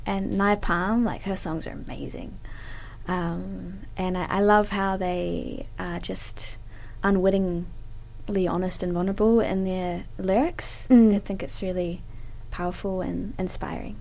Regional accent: Wanaka, Otago, New Zealand; moved away as an adult; now in Dunedin, New Zealand; I grew up in Wanaka, like a beautiful place

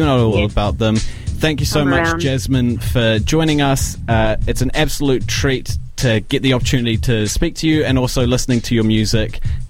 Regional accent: Tauranga, Bay of Plenty, New Zealand; Tauranga is my hometown.

